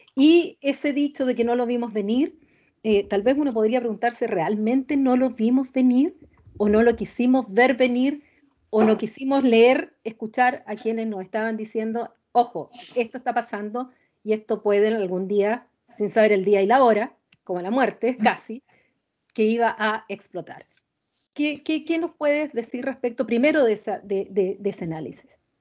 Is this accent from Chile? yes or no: yes; Chile